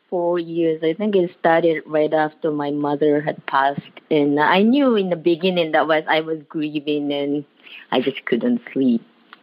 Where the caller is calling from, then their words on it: Honolulu, Hawaii, United States; I'm calling from Honolulu, Hawaii.